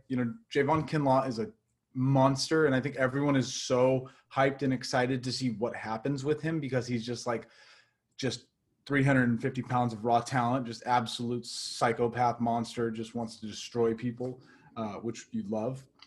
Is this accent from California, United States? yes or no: no; Portland, Oregon, United States; now in Los Angeles, United States; I am from Portland, Oregon